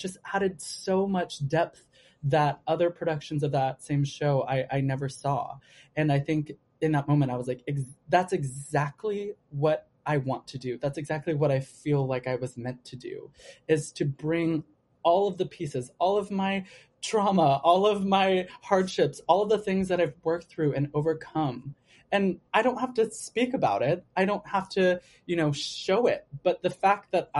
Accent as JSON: {"language": "English", "town": "Los Angeles", "region": "California", "country": "United States", "moved": "yes", "lives_now": "New York, United States", "said": "I'm from LA, by the way. I'm from Southern California"}